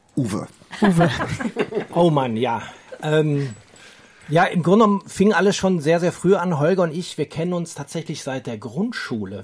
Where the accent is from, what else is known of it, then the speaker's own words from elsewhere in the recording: Dortmund, North Rhine-Westphalia, Germany; Wir kommen ja beide aus Dortmund